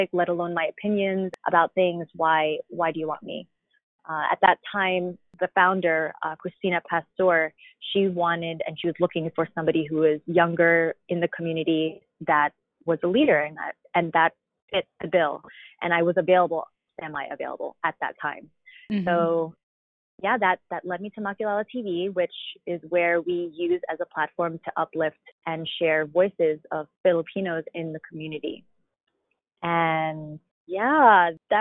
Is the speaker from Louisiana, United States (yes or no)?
no; Long Island, New York, United States; now in Manhattan, United States; I was born and raised in Long Island, New York